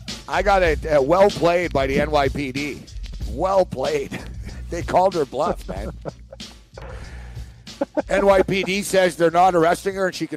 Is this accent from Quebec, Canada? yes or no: yes; Montreal, Quebec, Canada; So he's from Montreal. I'm from Montreal.